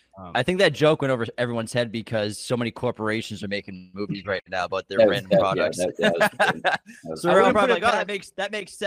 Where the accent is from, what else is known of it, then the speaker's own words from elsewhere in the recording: Boston, Massachusetts, United States; we're from Boston.